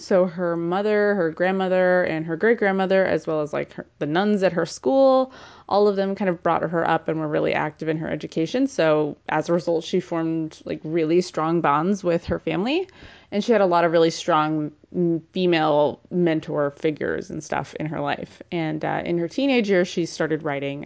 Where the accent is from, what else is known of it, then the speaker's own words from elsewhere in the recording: California, United States; I'm from California